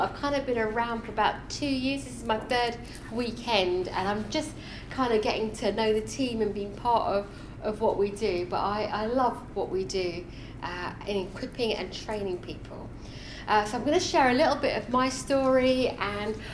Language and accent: English; London, United Kingdom; also born or lived in India; I grew up in India, moved to Wimbledon, raised as a Sikh. At 12 years old, I became a Christian